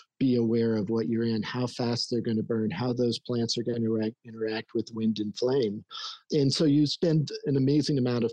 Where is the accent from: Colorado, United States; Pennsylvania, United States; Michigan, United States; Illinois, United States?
Colorado, United States; Denver; also born or lived in Leadville, Colorado; I was born up in Denver